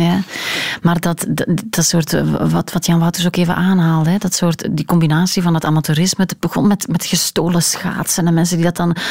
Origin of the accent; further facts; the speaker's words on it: Hamme, Flanders, Belgium; Ik ben ehm, opgegroeid in Hamme, waar uh, Dender, eh, wat zeg ik, waar eh, Schelde en Durme samenvloeien.